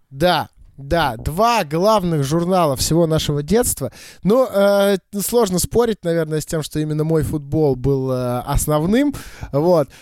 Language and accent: Russian; Saint Petersburg, Russia; я всё-таки родился и вырос в Питере